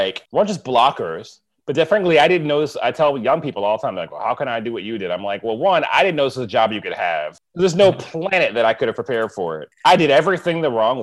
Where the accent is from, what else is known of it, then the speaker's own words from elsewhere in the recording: United States; moved away; I'm from the East Coast of America, and I grew outside of New York